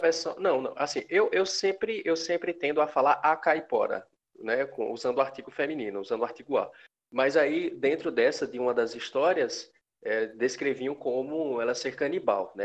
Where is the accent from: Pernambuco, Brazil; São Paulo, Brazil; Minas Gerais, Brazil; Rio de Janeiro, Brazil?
Pernambuco, Brazil; nós somos de Pernambuco.